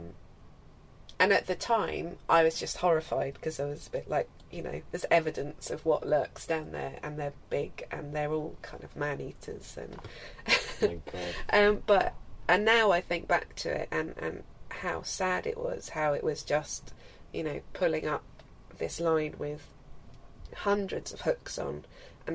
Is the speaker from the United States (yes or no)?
no; Australia; moved away; also born or lived in Isle of Wight, England; growing up in Australia